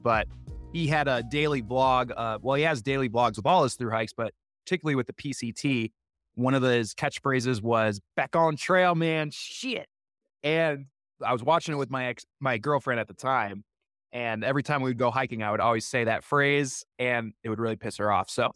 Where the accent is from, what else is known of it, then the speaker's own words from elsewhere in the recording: Wisconsin, United States; growing up in Wisconsin